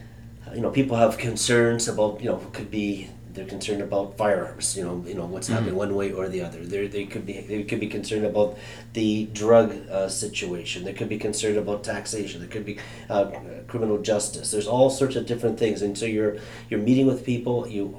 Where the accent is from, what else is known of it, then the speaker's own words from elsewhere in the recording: Canada; also born or lived in Germany; Now, I was raised up in a Canadian military home, so I was born in Germany. My dad was in the Air Force. I lived across Canada